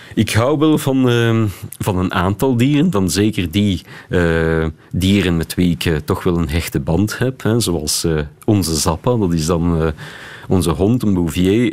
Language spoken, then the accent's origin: Dutch; Beersel, Flanders, Belgium; ik ben opgegroeid in Beersel